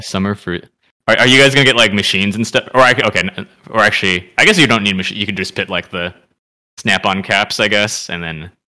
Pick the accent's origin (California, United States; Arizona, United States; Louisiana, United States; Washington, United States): California, United States; San Jose; we grew up together in San Jose